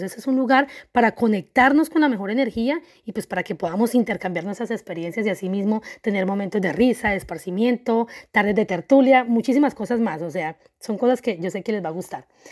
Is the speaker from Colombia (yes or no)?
yes; Colombia; soy una mujer colombiana